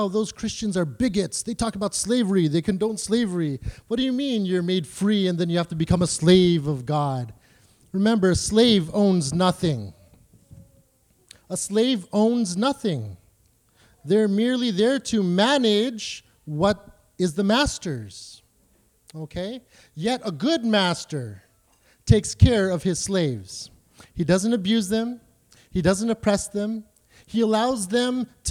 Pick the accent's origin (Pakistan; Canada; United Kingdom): Canada; I'm a Canadian